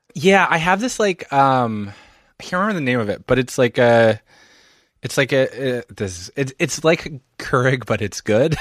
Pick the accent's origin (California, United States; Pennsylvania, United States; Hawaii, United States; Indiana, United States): Pennsylvania, United States; Philadelphia; moved away as an adult; also born or lived in Montreal; now in New York, United States; I'm from Philadelphia, suburban Philadelphia